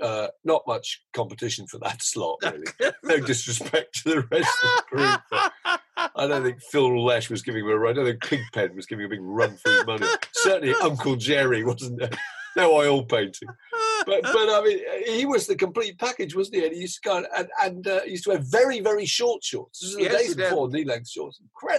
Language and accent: English; Hampshire, South East England, United Kingdom; Southerners, we're from Hampshire.